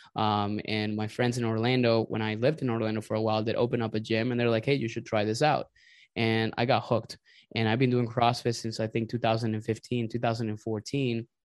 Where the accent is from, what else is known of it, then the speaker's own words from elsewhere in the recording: Venezuela; also born or lived in Indiana / Texas / Florida; now in Tampa, United States; I am originally from Venezuela. I migrated here to the United States, I think, in two thousand and nine.